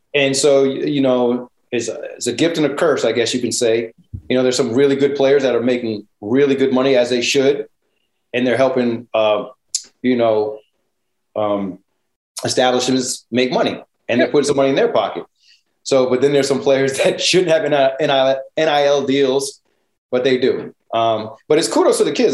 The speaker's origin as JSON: {"language": "English", "region": "Connecticut", "country": "United States", "said": "I'm from Connecticut"}